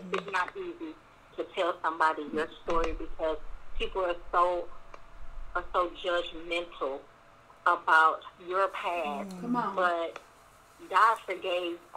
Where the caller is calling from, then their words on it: Houston, Texas, United States; I'm calling from Houston, Texas.